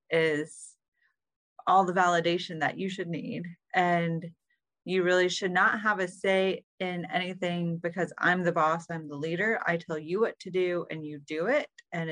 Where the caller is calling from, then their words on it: Maine, United States; I'm calling in from beautiful Maine.